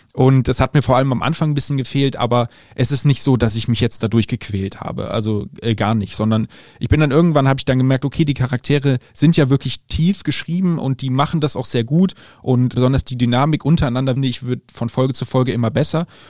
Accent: Germany; selbst ich als Deutscher durfte mit vierzehn noch keinen Wein trinken

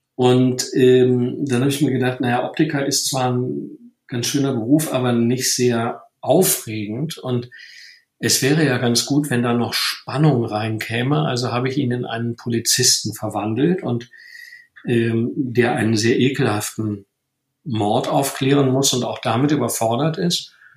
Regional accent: Rhineland, Germany; ich bin ja aus dem Rheinland

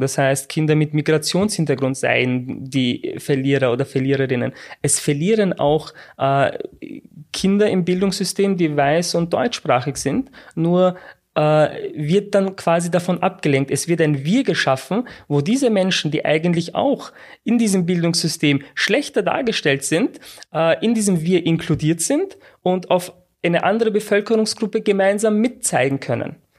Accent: Austria; Also ich bin in Österreich geboren

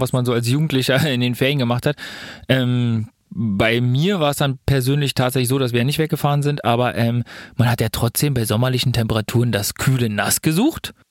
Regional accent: Germany; als Deutscher

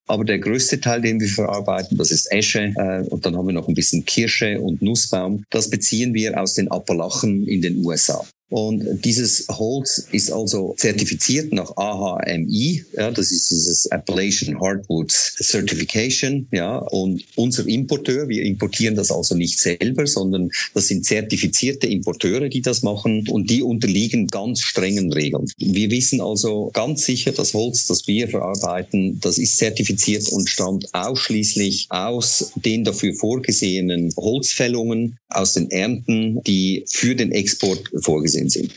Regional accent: Switzerland; moved away; Sie hören ja an meiner Stimme, ich komme nicht aus Deutschland gebürtig, sondern ich bin Schweizer

